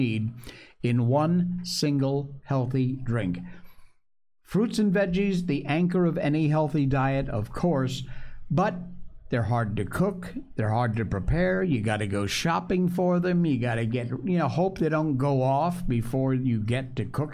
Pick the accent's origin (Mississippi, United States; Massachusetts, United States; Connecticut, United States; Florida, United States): Connecticut, United States; Cornwall; moved away; also born or lived in Torrington, Connecticut; I grew up in Connecticut. I was born at Charlotte Hungerford Hospital in Torrington, but my family at the time, my mom and dad, lived in Cornwall, Connecticut